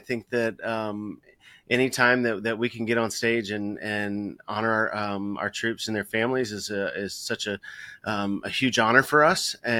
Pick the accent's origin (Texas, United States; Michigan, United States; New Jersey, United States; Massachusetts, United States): Texas, United States; being from Texas, one of our talents is sweating